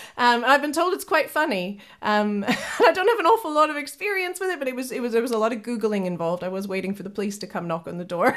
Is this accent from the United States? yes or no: no; Kenora, Ontario, Canada; moved away as an adult; now in United Kingdom; I'm originally from Kenora, Ontario, so I'm proud Canadian